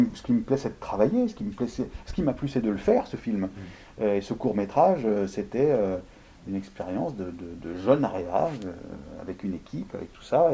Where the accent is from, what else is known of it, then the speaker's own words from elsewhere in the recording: Lyon, Auvergne-Rhône-Alpes, France; j'ai vécu beaucoup chez les Italiens à Gerland, à Lyon. J'ai J'y ai été élevé